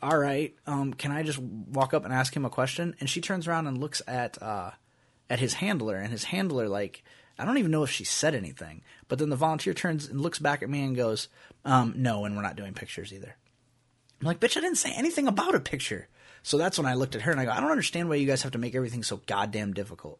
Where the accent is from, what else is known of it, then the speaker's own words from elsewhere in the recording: Iowa, United States; we're from Iowa